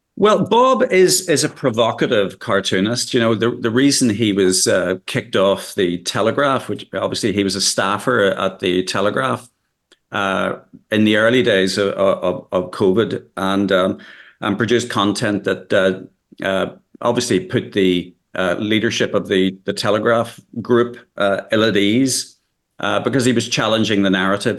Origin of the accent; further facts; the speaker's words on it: Northern Ireland, United Kingdom; I come from Northern Ireland, as you can probably judge from my accent